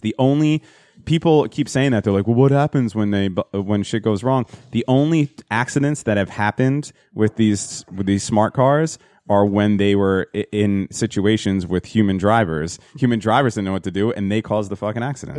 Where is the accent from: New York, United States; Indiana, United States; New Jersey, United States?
New Jersey, United States; Hazlet; it was a place in Hazlet, New Jersey where we grew up